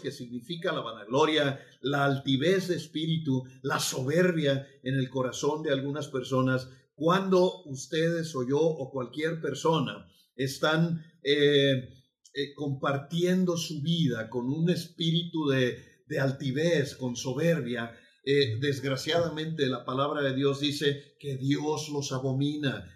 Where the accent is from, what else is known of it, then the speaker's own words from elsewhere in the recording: Mexico; somos mexicanos